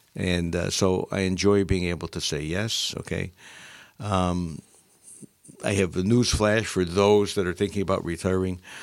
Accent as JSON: {"language": "English", "town": "Utica", "region": "New York", "country": "United States", "tie": "born or raised there", "also_born_or_lived": "Syracuse, New York", "said": "I grew up in Utica, New York"}